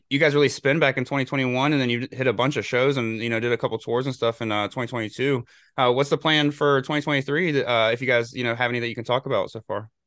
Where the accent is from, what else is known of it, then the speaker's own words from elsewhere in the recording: North Carolina, United States; I'm from North Carolina too